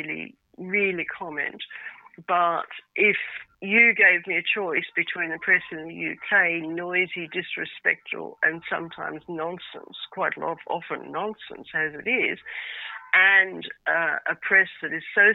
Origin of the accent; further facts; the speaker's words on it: Australia; moved away; also born or lived in United Kingdom / France; I'm Australian by origin